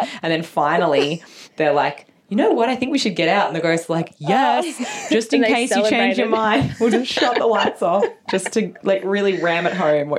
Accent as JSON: {"language": "English", "town": "Narrabri", "region": "New South Wales", "country": "Australia", "tie": "born or raised there", "said": "Never, ever in my hometown of Narrabri."}